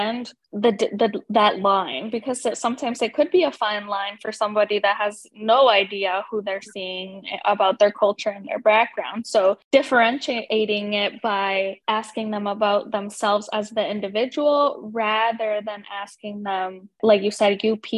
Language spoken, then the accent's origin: English; Chile; now in United States; Because in our country, we just say we're Chilean. I'm from Chile. I'm Chilena.